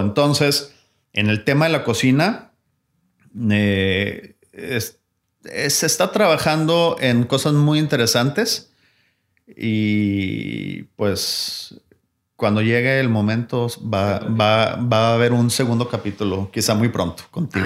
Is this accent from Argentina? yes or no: no; Mexico; lo que nos hace nuestro como mexicanos